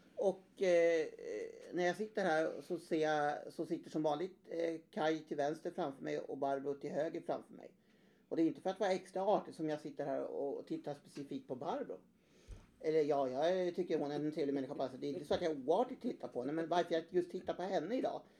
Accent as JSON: {"language": "Swedish", "region": "Värmland", "country": "Sweden", "said": "som gammal värmlänning"}